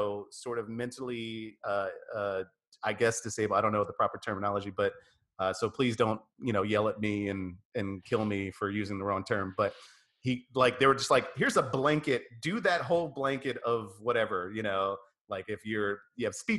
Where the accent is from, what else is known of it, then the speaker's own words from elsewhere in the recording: New York, United States; I grew up in New York.